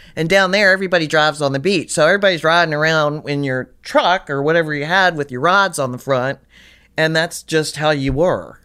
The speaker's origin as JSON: {"language": "English", "town": "Richmond", "region": "Virginia", "country": "United States", "tie": "born or raised there", "moved": "yes", "said": "I, I grew up in Richmond, Virginia"}